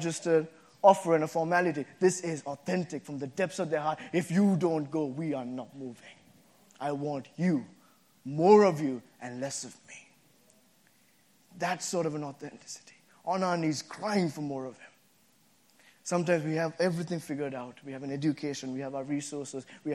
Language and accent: English; Sri Lanka; moved away as an adult; also born or lived in Boston, United States; now in United States; when I came from Sri Lanka to the States first time to go to college here, I came to Boston